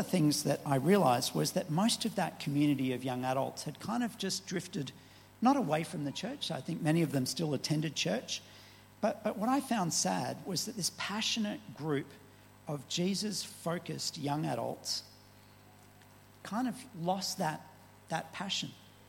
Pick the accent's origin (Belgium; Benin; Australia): Benin; Bobina; also born or lived in Nigeria; I was born in Nigeria to missionary parents, and my first home was in a village of some 300 Boko people in northern Benin called Bobina.